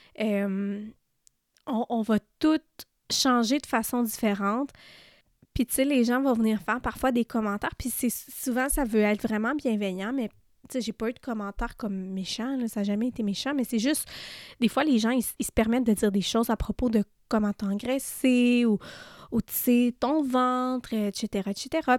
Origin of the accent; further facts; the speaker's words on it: Témiscamingue, Quebec, Canada; on vient d'une petite région, là, euh, je viens du Témiscamingue, puis, tu sais, tout le monde se connaît dans cette région-là